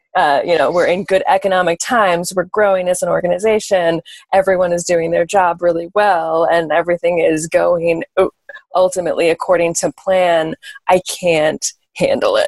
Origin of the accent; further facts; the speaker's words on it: New York, United States; born and bred in New York